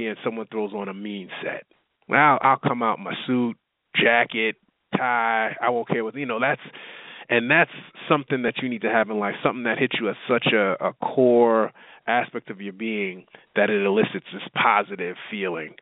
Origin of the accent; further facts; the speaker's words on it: New York, United States; moved away as an adult; now in Texas, United States; I grew up in New York